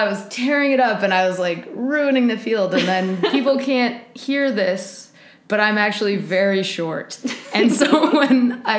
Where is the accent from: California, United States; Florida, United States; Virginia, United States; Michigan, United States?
California, United States; Oakland; Oakland, California.